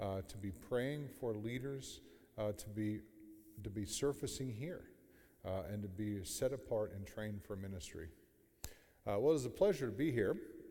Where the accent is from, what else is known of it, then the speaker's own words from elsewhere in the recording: Sebring, Ohio, United States; I'm from Sebring, Ohio, outside of Alliance